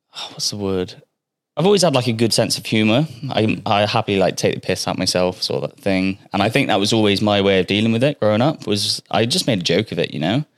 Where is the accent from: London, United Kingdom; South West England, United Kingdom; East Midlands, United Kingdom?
South West England, United Kingdom; Bristol; moved away as an adult; now in Australia; I'm from Bristol